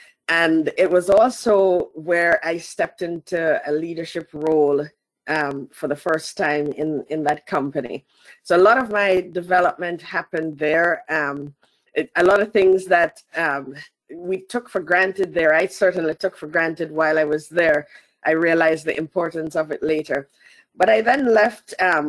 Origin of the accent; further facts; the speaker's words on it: Jamaica; I started in Jamaica. So I'm Jamaican, first and foremost. Let me put that on the table. And so I was born and bred in Jamaica, including all the way up to university and my first job.